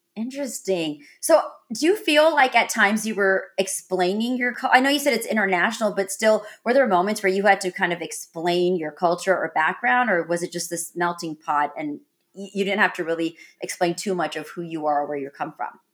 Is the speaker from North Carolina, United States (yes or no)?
yes; North Carolina, United States; also born or lived in Texas; I grew up in, like, North Carolina and Texas